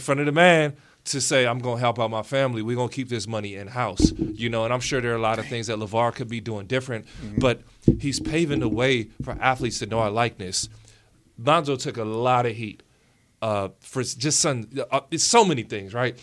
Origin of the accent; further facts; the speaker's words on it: United States; being American